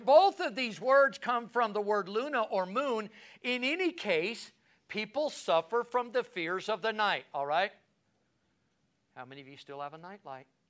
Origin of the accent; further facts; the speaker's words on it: United States; as American, as a, as a, as a, a, a, as a pastor